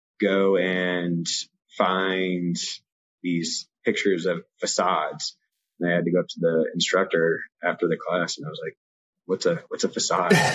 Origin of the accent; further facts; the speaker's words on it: Evergreen, Colorado, United States; also born or lived in California; I was originally born in California, and my family moved to Evergreen, Colorado when I was 5. So I grew up in Evergreen